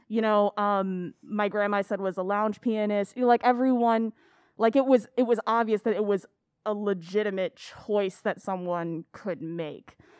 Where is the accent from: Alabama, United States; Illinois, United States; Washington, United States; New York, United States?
Illinois, United States; Aurora; also born or lived in Elgin; I grew up in Aurora